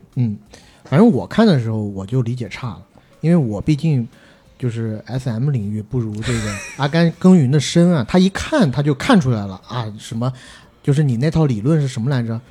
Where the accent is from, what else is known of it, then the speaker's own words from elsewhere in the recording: China; 我们作为大陆人的身份